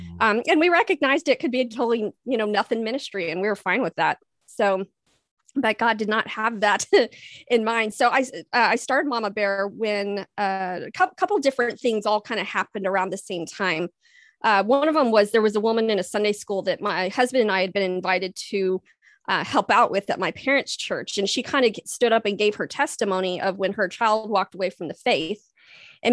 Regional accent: Texas, United States; also born or lived in California; now in Iowa, United States; So yeah, I am a Texas girl. I call myself the Texifornian because I'm half Texan, half Californian. Spent a lot of time out in California. Never thought I would end up in Iowa.

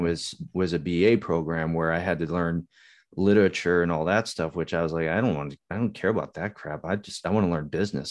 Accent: Upland, California, United States; moved away as an adult; also born or lived in Hawaii; I went to high school in Southern California

